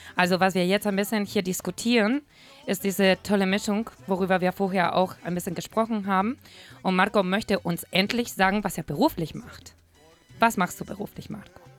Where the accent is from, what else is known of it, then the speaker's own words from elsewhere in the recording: Madrid, Community of Madrid, Spain; German is a second language; moved away as an adult; now in Hamburg, Germany; eine temperamentvolle Spanierin, die in Madrid geboren ist